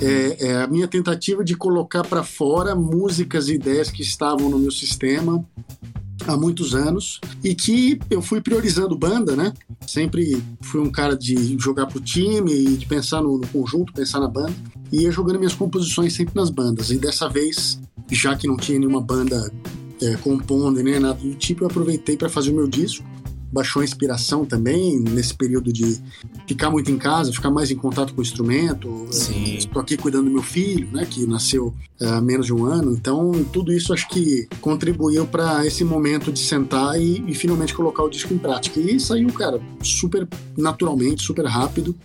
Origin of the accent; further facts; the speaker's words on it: São Paulo, Brazil; eu sou de São Paulo